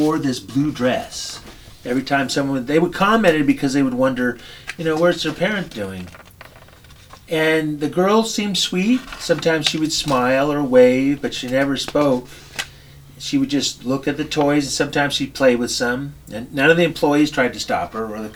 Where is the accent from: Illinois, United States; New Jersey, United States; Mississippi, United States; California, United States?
California, United States; Oxnard; it's in my hometown